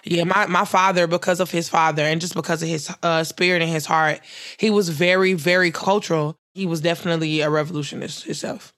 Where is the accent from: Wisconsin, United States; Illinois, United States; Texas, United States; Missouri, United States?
Missouri, United States; Ferguson; Ferguson, my hometown, my streets